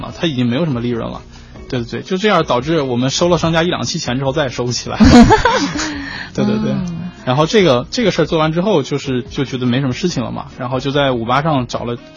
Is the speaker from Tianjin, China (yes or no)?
no; Shanxi, China; 我是来自山西挖煤大手